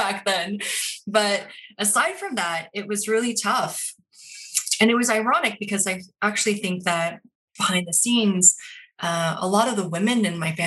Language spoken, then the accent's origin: English; Portland, Oregon, United States; I'm Korean American. I grew up in Portland, Oregon before it was cool, at a time when I couldn't wait to leave.